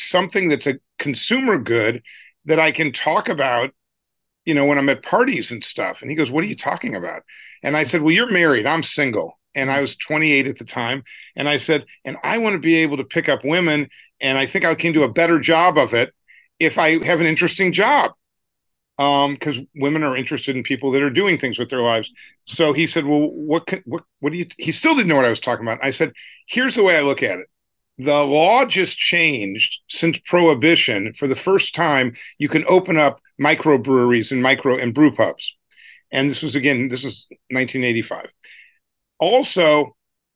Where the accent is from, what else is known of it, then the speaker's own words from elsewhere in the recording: St. Louis, Missouri, United States; I grew up in St. Louis, Missouri, and he came to an assembly at my high school when I was in 10th grade